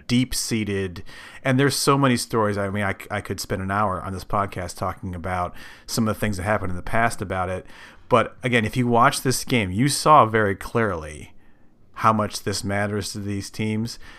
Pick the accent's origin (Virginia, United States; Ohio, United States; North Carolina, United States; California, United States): Ohio, United States; I grew up in Ohio.